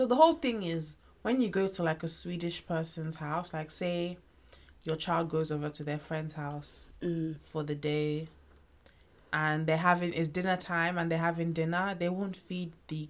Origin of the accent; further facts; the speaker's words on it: Nigeria; me being Nigerian.